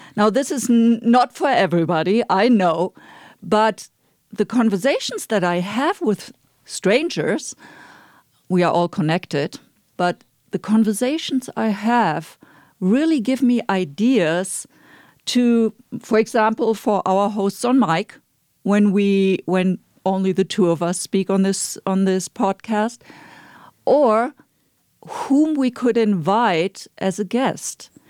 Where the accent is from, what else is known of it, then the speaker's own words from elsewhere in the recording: Germany; moved away; I'm from Germany